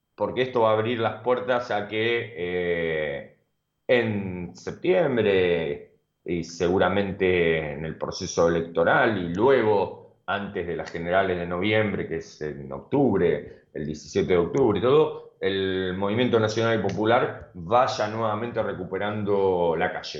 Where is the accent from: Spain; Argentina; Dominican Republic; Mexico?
Argentina; la solidaridad que nos caracteriza como argentinos